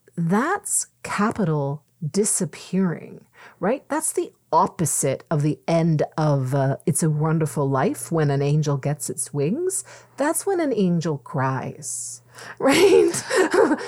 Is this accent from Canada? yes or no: yes; Mississauga, Ontario, Canada; moved away; I'm originally from Mississauga